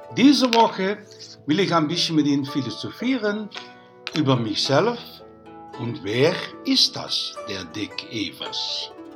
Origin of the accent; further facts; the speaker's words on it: Netherlands; Meine Schulzeit, in was wir in Holland nennen der Provozeit